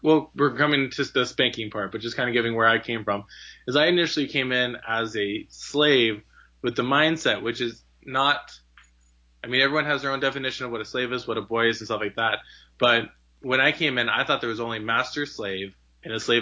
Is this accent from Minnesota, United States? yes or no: no; Southern California, United States; also born or lived in Idaho; I'm a Southern California boy. I was born and raised in Southern California